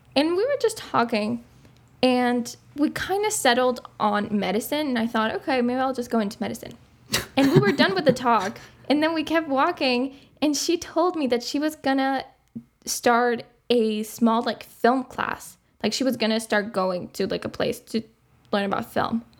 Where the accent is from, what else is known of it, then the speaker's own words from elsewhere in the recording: Uruguay; English is a second language; moved away as an adult; I grew up in Uruguay